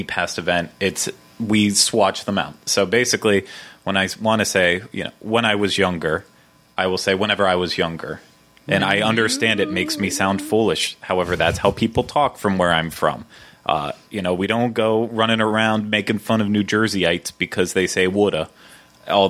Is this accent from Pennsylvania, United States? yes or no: yes; Pittsburgh, Pennsylvania, United States; accent: Pittsburghese; moved away; I am from Pittsburgh, Pennsylvania. We have a specific language up there known as Pittsburghese